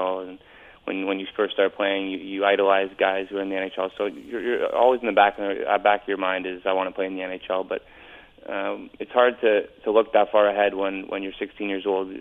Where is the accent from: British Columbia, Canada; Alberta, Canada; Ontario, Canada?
Ontario, Canada; Toronto; also born or lived in Hamilton; my hometown team